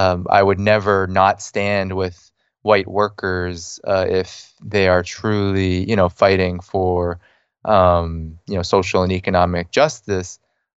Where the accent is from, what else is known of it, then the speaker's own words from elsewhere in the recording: Boston, Massachusetts, United States; Yeah, I grew up in the Boston area, actually.